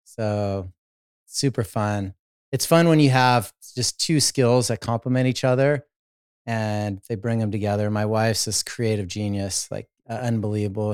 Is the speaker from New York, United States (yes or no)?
no; Los Angeles, California, United States; I started as an athlete growing up in Southern California, Los Angeles